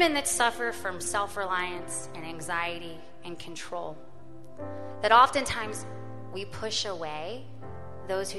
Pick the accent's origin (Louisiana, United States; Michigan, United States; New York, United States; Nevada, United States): Louisiana, United States; I grew up in Louisiana